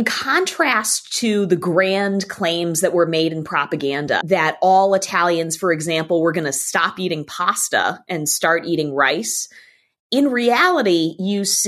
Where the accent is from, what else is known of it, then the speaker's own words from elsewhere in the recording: Boston, Massachusetts, United States; I'm originally from Boston in the northeastern United States